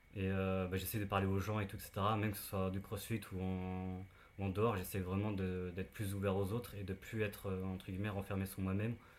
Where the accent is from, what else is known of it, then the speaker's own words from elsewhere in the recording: near Saint-Malo, Brittany, France; now in Paris, France; je ne suis pas parisien. je viens de, de Bretagne, d'à côté de Saint-Malo